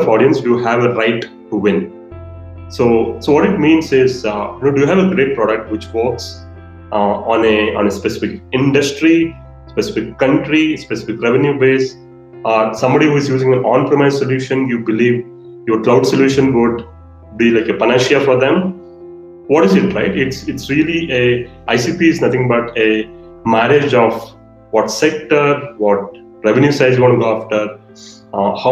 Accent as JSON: {"language": "English", "country": "India", "said": "as Indian marketers"}